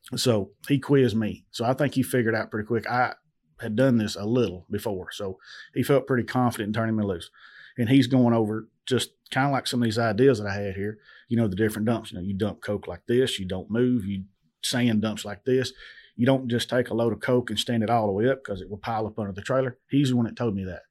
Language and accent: English; Adamsville, Tennessee, United States; I'm from Adamsville, Tennessee